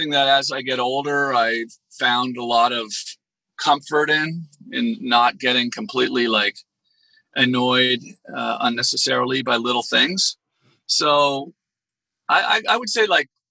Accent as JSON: {"language": "English", "country": "Canada", "moved": "yes", "lives_now": "Los Angeles, United States", "said": "I'm Canadian. I'm American too, by the way. I became a U.S. citizen last year. But, you know, I live in Los Angeles now."}